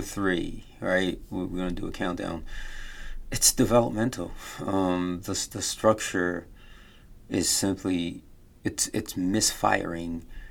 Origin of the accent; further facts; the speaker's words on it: United States; I grew up here in America